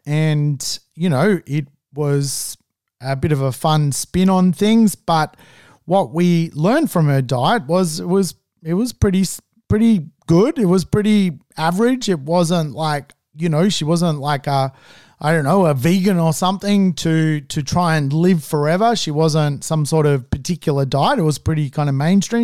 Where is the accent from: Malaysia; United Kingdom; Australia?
Australia; as an Australian